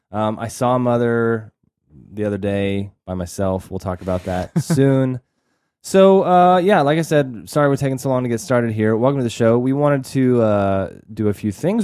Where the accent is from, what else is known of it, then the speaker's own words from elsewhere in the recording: Texas, United States; we're from Texas